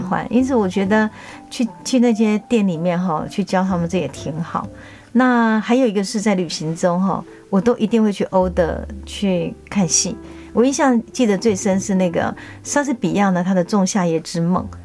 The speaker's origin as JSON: {"language": "Chinese", "region": "Tainan", "country": "Taiwan", "said": "因为我是台南台的教育协会的监事，我们做很多台日交流"}